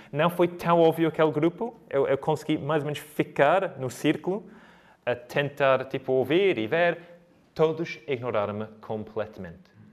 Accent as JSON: {"language": "Portuguese", "country": "United Kingdom", "moved": "yes", "lives_now": "Coimbra, Portugal", "said": "sou britânico"}